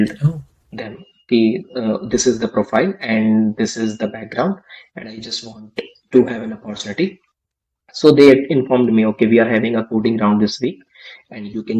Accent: India; I just came back to my hometown

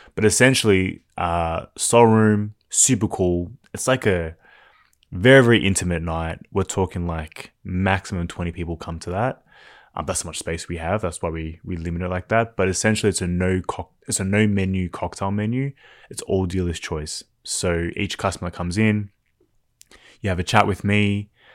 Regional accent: Melbourne, Victoria, Australia; growing up in Melbourne

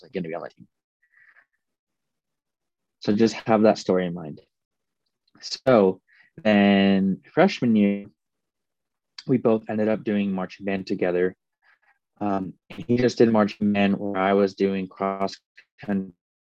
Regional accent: Missouri, United States; also born or lived in Phoenix, Arizona; I was born in Phoenix, Arizona. But when I was eight, I moved to Missouri.

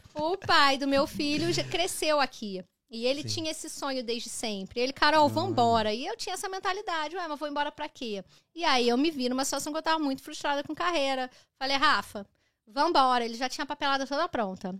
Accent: Brazil; now in Canada; eu saí do Brasil

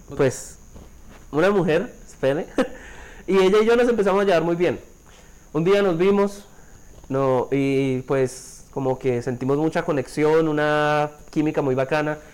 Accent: Bucaramanga, Santander, Colombia; moved away; soy de Santander, específicamente de la capital, soy de Bucaramanga, tengo 24 años

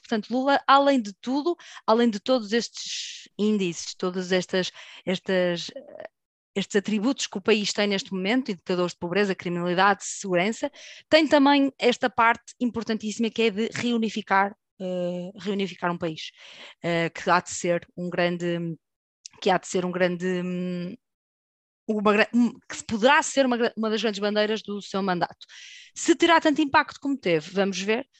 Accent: Portugal; nós, enquanto portugueses, que temos ligação com o Brasil forte

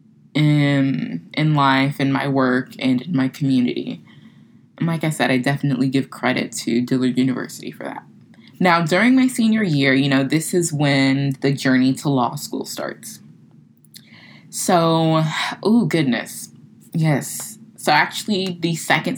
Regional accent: Florida, United States; moved away as an adult; now in New Orleans, United States; where I'm from, you know, small military town. I'm like, yeah, I'm from Florida.

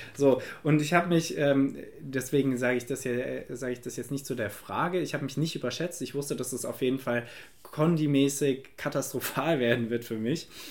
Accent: Germany; bei uns in Deutschland

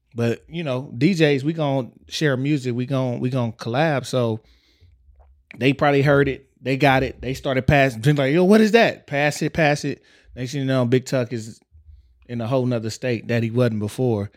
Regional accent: Texas, United States; I grew up in Texas

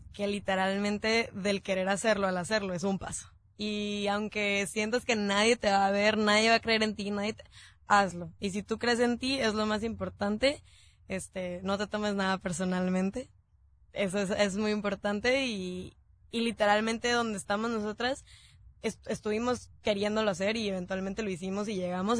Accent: Tijuana, Baja California, Mexico; somos de Tijuana

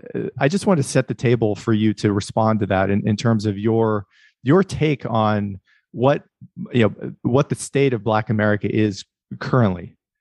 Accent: northwestern Pennsylvania, United States; I was raised in the Rust Belt in, uh, northwestern Pennsylvania

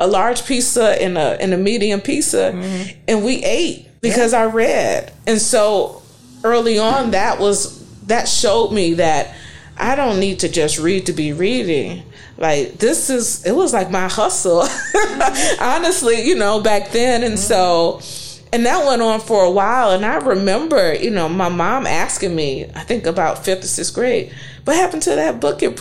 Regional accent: East Cleveland, Ohio, United States; moved away; also born or lived in New Orleans; I grew up in East Cleveland where it was poor

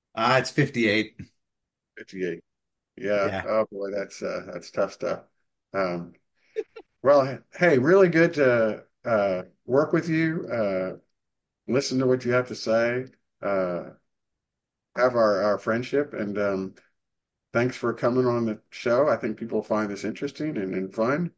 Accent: Arlington, Virginia, United States; now in Dallas, United States; I'm from Arlington, Virginia, and we used to have, you know, winters about 16, 17 inches of average snow

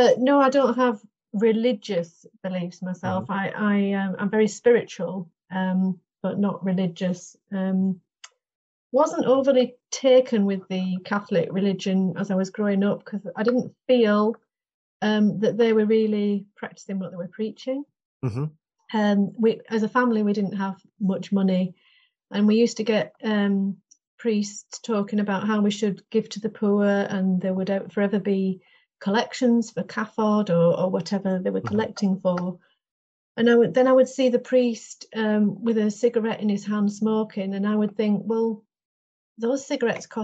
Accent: Longridge, North West England, United Kingdom; moved away as an adult; now in Castle Carrock, United Kingdom; I'm from Longridge, near Preston, Lancashire.

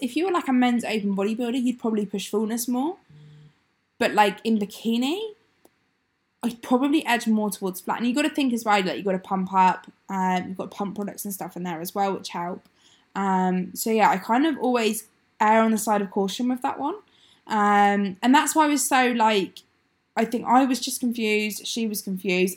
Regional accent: Exeter, South West England, United Kingdom; moved away as an adult; now in Sunderland, United Kingdom; I'm from Exeter

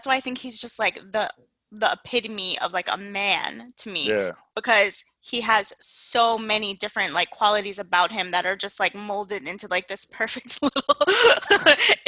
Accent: United States; I'm fucking West Indian American. I was raised Jamaican and Haitian

